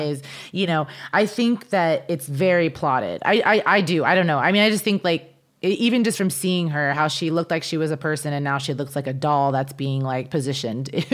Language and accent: English; Kansas, United States; moved away; I grew up in Kansas